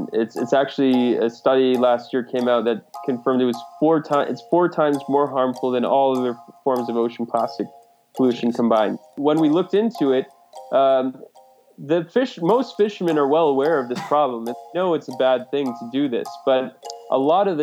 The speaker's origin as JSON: {"language": "English", "area": "just outside of Cape Cod", "region": "New England", "country": "United States", "tie": "born or raised there", "said": "I grew up in New England, just outside of Cape Cod, so always grew up by the water."}